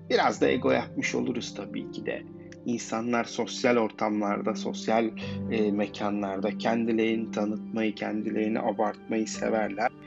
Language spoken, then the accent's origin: Turkish; Gölbaşı, Ankara, Turkey; born there; Ben Ankara Gölbaşı'nda doğdum. Ailem Artvinli.